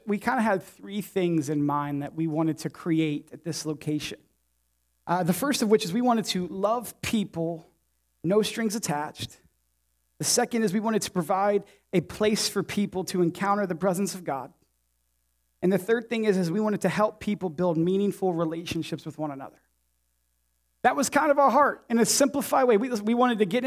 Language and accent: English; Warren, Ohio, United States; moved away as an adult; also born or lived in Champion, Ohio / Indianapolis, Indiana; You know, I grew up here. I'm from Warren. I'm a byproduct of this town, this city. I grew up in Champion, graduated class of 05.